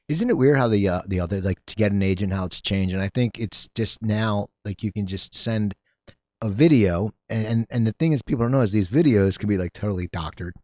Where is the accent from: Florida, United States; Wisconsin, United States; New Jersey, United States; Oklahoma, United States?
New Jersey, United States; now in Los Angeles, United States; I grew up in, in New Jersey